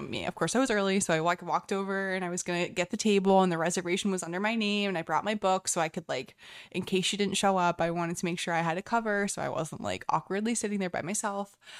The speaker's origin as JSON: {"language": "English", "country": "United States", "said": "as an American"}